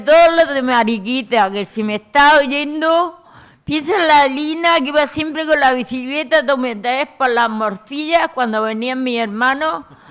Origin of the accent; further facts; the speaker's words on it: Puerto Lumbrera, Region of Murcia, Spain; moved away; mi pueblo